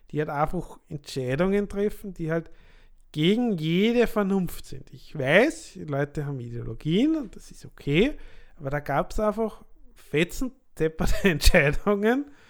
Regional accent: Lower Austria, Austria; also born or lived in Vienna; Also ich bin geborener Niederösterreicher aus der Wachau. Habe dann elf Jahre in Wien gewohnt

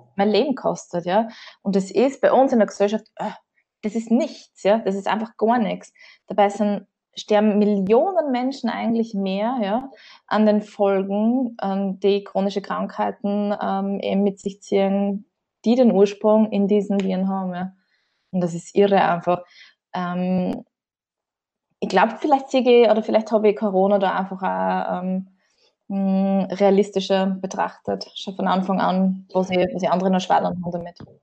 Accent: Riedlingsdorf, Burgenland, Austria; ich komme aus dem Südburgenland, Bezirk Oberwart, genau aus Riedingsdorf

